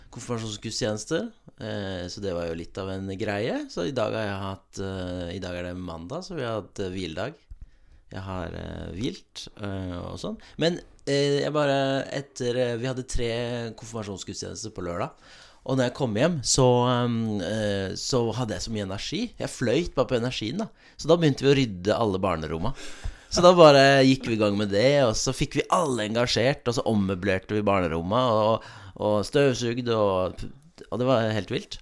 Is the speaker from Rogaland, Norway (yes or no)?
no; Oslo, Norway; now in Vennesla, Norway; jeg er fra Oslo